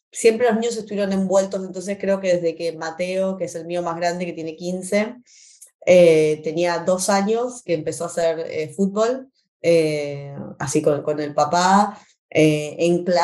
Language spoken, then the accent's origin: Spanish; Argentina; moved away as an adult; Eh, y eh, vinimos de Argentina como estudiantes internacionales. mi esposo como deportista, con beca deportista, él jugó al fútbol, que es lo que mis hijos hacen desde que se acuerda, desde la cuna, como buenos argentinos.